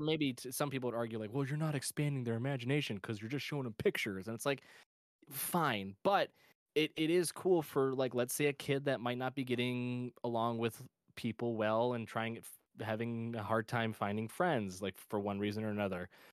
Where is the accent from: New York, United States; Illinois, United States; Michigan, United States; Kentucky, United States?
Michigan, United States; my home state of Michigan